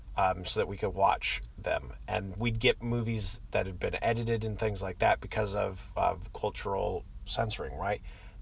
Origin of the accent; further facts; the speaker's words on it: United Arab Emirates; Saudi Arabia, which is right next to where I used to live. I grew up in the United Arab Emirates.